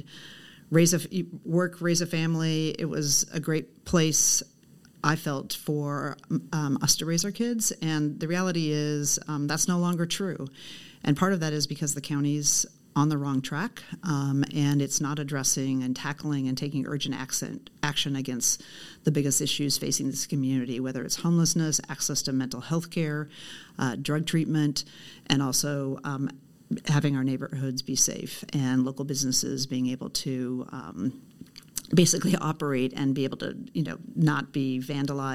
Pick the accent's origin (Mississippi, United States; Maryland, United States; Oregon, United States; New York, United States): Oregon, United States; Portland; I grew up in Southeast Portland. I actually still live in the house I grew up